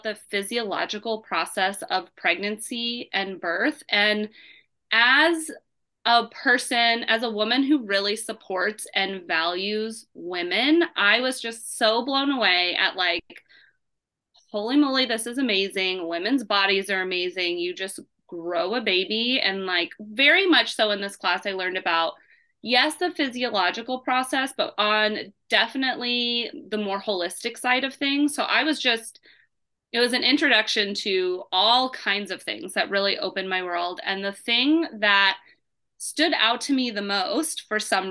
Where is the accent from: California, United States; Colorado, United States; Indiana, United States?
Indiana, United States; also born or lived in Seattle, Washington; I was born in Seattle, but mainly raised in Indiana